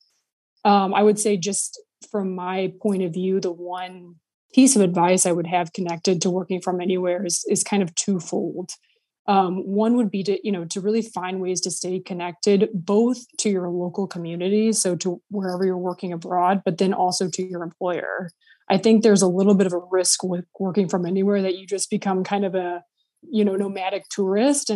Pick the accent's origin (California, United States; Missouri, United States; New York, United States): Missouri, United States; St. Louis; moved away as an adult; also born or lived in Switzerland; I went to work for 3 months from my hometown of St. Louis